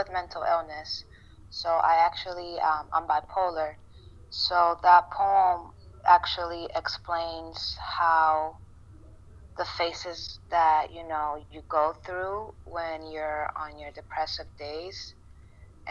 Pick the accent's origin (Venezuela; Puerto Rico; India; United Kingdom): Puerto Rico; first language Spanish; English is a second language; moved away; I was born in Puerto Rico, so I speak Spanish.